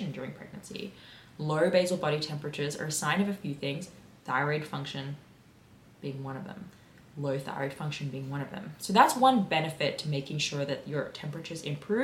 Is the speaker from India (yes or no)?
no; Sydney, New South Wales, Australia; I am from Sydney. I am from the Illawarra area, specifically Peakhurst. I grew up in Peakhurst